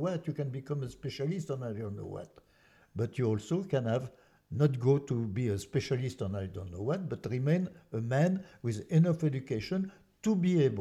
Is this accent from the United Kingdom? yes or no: no; France; English is a second language; now in United States; I'm from France